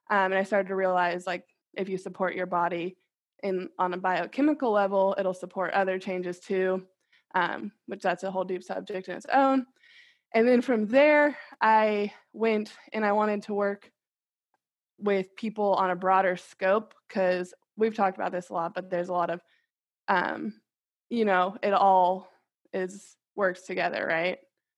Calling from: Kansas City, United States; I'm 29 to get practice doing it. I'm calling in from Kansas City.

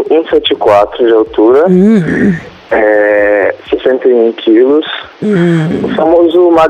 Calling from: Guarujá, São Paulo, Brazil; falo aqui

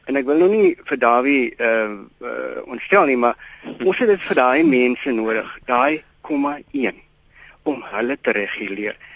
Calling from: Eastern Cape, South Africa; Môre net, ehm um, ja, ek is anoniem van die Ooskaap.

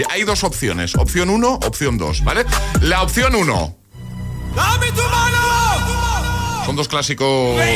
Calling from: The Hague, South Holland, Netherlands; la de Holanda, en La Haya.

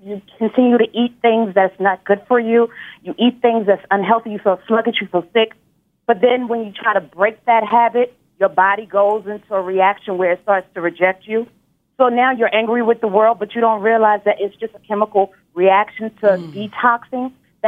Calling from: Nashville, Tennessee, United States; I'm calling from the Nashville, Tennessee area.

